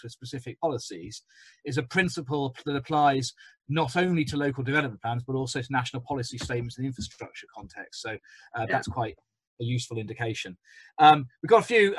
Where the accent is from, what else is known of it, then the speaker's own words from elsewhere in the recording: Birmingham, West Midlands, United Kingdom; now in London, United Kingdom; as a Brummie